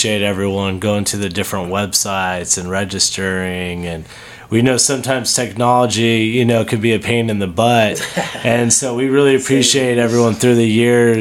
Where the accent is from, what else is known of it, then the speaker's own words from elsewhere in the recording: Las Vegas, Nevada, United States; born and raised in Vegas